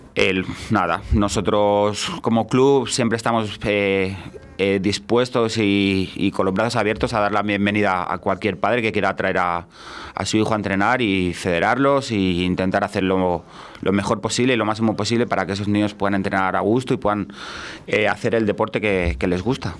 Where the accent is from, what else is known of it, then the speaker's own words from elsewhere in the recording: Valladolid, Castile and León, Spain; me he criado aquí en Valladolid